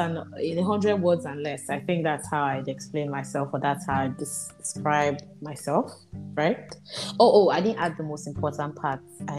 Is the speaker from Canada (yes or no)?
no; Nigeria